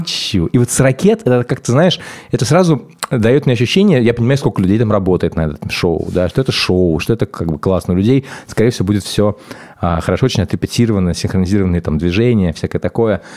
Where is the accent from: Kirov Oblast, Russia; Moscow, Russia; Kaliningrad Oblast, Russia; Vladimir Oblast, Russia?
Moscow, Russia; когда я рос в Москве